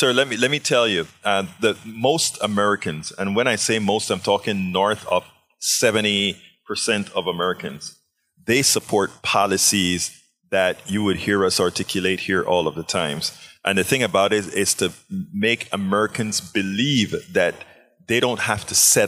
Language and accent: English; Panama; moved away; I'm from Panama